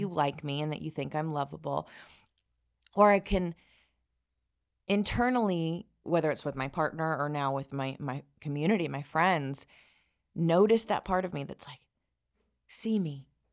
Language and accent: English; South Alabama, United States; I grew up in the Bible Belt of South Alabama